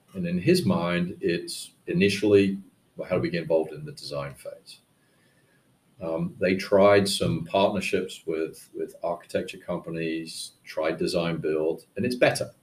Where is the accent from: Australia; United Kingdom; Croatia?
United Kingdom; moved away; I went back to the UK and worked for a startup called the Building Modeling Company